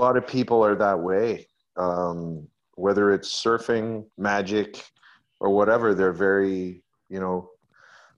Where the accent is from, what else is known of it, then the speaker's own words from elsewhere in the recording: Montreal, Quebec, Canada; I grew up in Montreal, and that's like, I grew up right next to a very large Jewish community